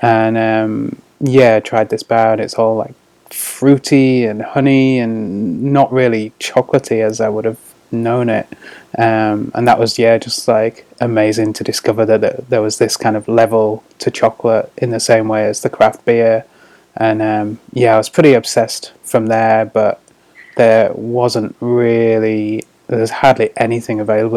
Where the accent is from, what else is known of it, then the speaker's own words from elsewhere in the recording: Scarborough, Yorkshire and the Humber, United Kingdom; moved away as an adult; also born or lived in Sheffield; now in New Zealand; I'm from the sort of northeast of England. Uh, I grew up in Scarborough um, which is like a little coastal town